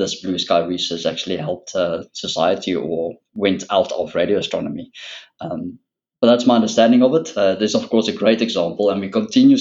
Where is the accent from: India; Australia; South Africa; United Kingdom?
South Africa; moved away as an adult; now in Netherlands; Originally, I am from South Africa